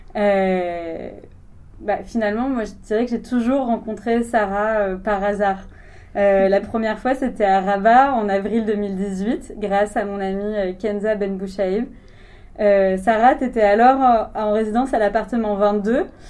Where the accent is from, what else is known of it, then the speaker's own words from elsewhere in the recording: Marseille, Provence-Alpes-Côte d'Azur, France; moi en tant que Marseillaise